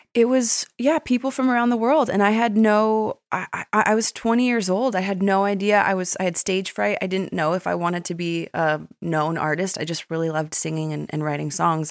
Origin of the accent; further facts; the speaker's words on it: Westlake Village, California, United States; moved away as an adult; also born or lived in Malibu, California; now in Nashville, United States; my hometown in Westlake Village